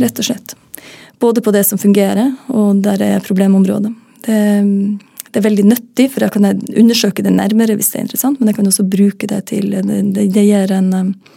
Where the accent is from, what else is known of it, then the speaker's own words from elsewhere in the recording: Northern Norway, Norway; Nå er jeg nordlending